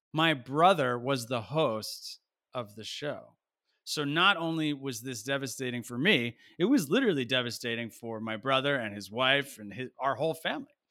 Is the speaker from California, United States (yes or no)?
no; New Jersey, United States; I was a kid from Nowheresville, New Jersey